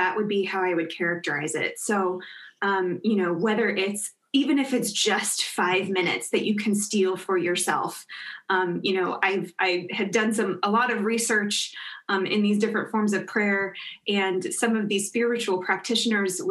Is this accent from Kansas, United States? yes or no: yes; Kansas, United States; moved away as an adult; also born or lived in Notre Dame, Indiana; I grew up in Kansas